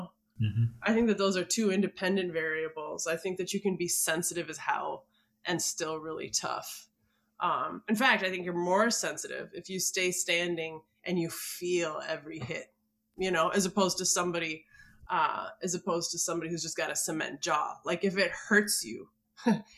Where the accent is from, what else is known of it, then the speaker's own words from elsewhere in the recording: Minneapolis, Minnesota, United States; I grew up in Minneapolis